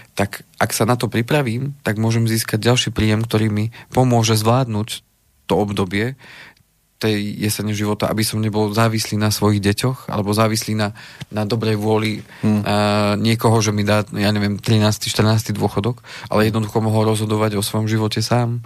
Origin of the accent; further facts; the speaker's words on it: Slovenská Ľupča, Banská Bystrica Region, Slovakia; boli slovenské Lubči byty, tam odkiaľ pochádzam